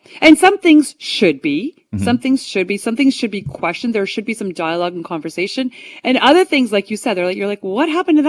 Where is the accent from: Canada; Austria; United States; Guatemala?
Canada; Ottawa, Ontario; I grew up in Ottawa. And in Ottawa, every single thing is bilingual. The signs, the restaurant names, the stores, as you're on the highway, everything is French and English.